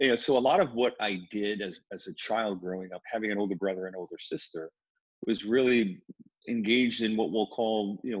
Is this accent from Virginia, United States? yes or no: no; New York City, New York, United States; Where I grew up in the Bronx wasn't as severe, but it was racially integrated.